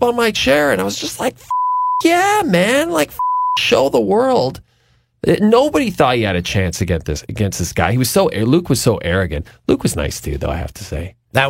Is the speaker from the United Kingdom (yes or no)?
no; Canada; being Canadian